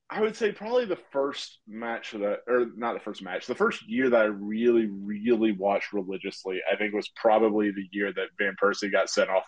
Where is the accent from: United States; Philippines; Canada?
United States; the American South; being a Southerner